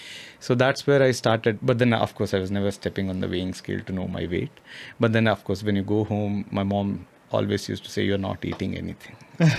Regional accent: Odisha, India; moved away; it's a small place in Odisha

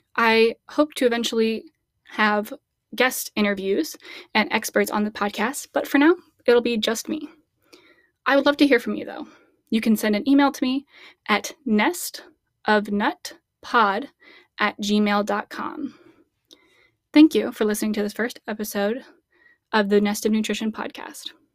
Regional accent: Midwest, United States; As a Midwest girl

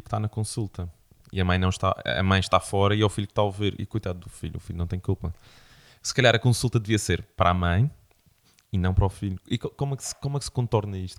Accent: Madeira, Portugal

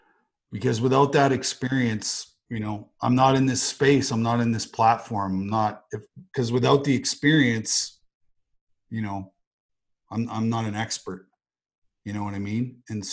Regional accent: Western Canada, Canada; peace and joy and happiness and love and care and respect and, you know, all those things we learned growing up in Western Canada.

